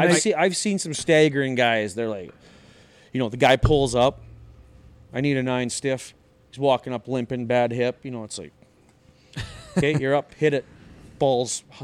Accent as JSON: {"language": "English", "region": "Saskatchewan", "country": "Canada", "said": "so I'm from Saskatchewan, Canada"}